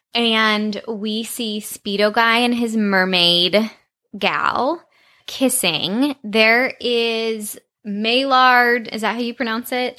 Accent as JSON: {"language": "English", "region": "Texas", "country": "United States", "tie": "born or raised there", "said": "when I was growing up in Texas."}